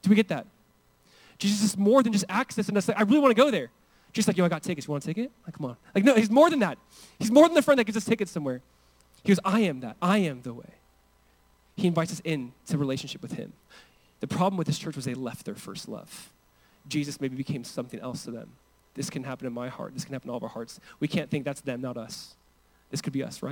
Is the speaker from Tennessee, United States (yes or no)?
no; Southern California, United States; I grew up in Southern California